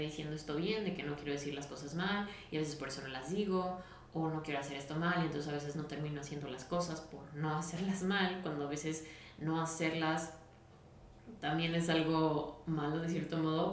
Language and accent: Spanish; Guadalajara, Jalisco, Mexico; soy de Guadalajara